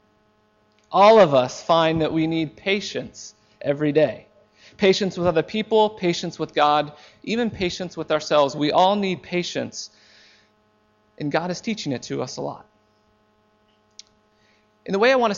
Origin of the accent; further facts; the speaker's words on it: United States; moved away; I am an American. I am an American, and for the most part, I am very proud to be an American. I love my country.